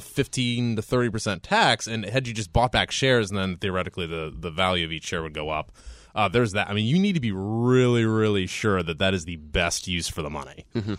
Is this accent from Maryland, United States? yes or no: no; Columbus, Ohio, United States; also born or lived in Cleveland, Ohio; born and bred in Columbus, Ohio, and we moved to Cleveland when I was 13